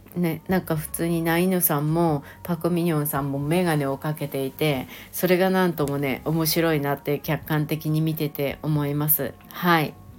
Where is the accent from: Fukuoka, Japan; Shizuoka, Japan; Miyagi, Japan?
Shizuoka, Japan; 私も静岡県出身